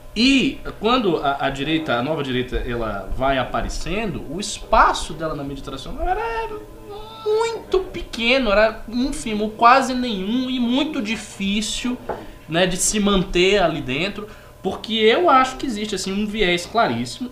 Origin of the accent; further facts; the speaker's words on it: Bahia, Brazil; moved away; quando eu coordenava o MBL lá na Bahia